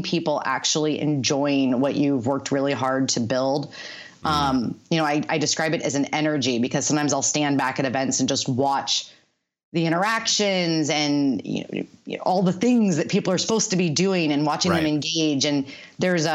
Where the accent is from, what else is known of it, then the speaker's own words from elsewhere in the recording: the Bay Area, California, United States; I'm growing up in the Bay Area, working there